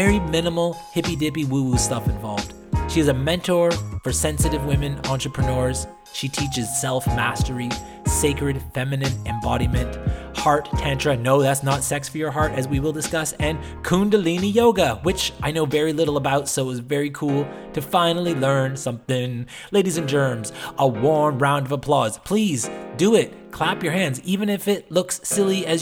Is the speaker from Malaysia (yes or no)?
no; East Coast of Canada, Canada; I'm from the East Coast of Canada, which was like along the Bible Belt